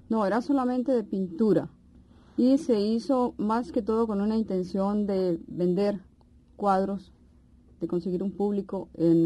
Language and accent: Spanish; Pereira, Risaralda, Colombia; moved away; also born or lived in Cali; En Pereira, que en realidad es mi ciudad natal